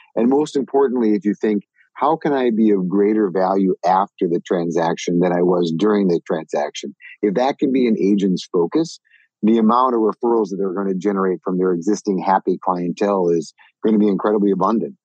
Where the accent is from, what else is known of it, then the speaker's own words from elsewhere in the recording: Minnesota, United States; moved away; I grew up in Minnesota